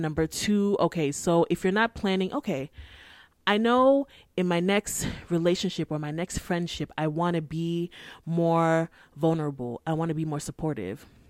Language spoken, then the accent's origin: English; Nigeria; I'm Nigerian. I live in my parents' house.